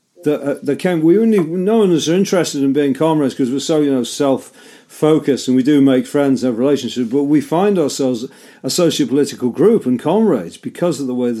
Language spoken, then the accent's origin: English; Liverpool, North West England, United Kingdom; my hometown of Liverpool